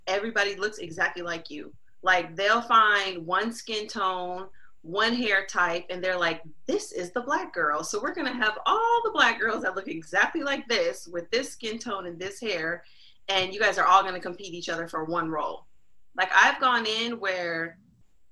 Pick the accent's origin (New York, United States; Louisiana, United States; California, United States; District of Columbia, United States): California, United States; Los Angeles; Born and raised in Los Angeles.